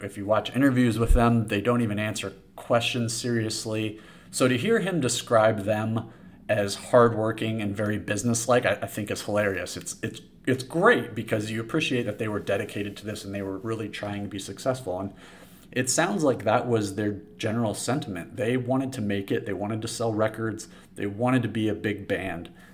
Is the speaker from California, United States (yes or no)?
yes; San Diego, California, United States; I grew up in San Diego. I went to Poway High School